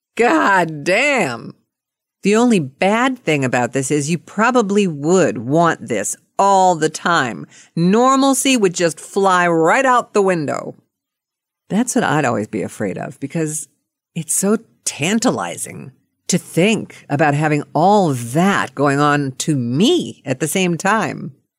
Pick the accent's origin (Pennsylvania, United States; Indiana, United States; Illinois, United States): Pennsylvania, United States; Pittsburgh; moved away; from Pittsburgh, and that was my hometown